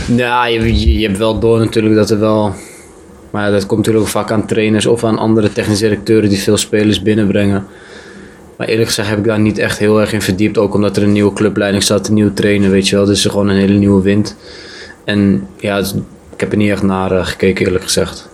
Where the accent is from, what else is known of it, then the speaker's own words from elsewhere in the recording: Amsterdam, North Holland, Netherlands; moved away as an adult; also born or lived in Belgium; now in Kerkrade, Netherlands; ik kom uit Amsterdam.